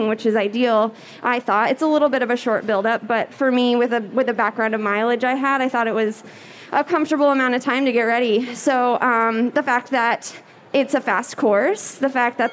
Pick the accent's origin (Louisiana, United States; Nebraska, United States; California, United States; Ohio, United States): Nebraska, United States; Gering; moved away; my hometown put on a half marathon back in Gearing, Nebraska